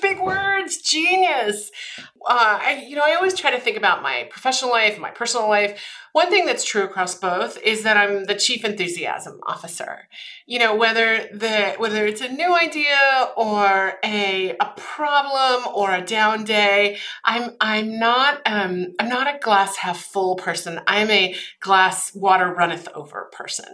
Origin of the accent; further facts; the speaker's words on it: Austria; moved away; I'm originally from Austria. My mom's actually from Germany. My father's from Austria